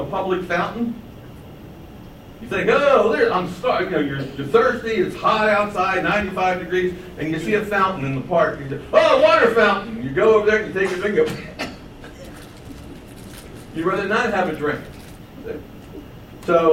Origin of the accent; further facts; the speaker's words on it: Baltimore, Maryland, United States; I grew up in Baltimore, about 2 miles from my house, there was a road, and it was called Cold Spring Lane.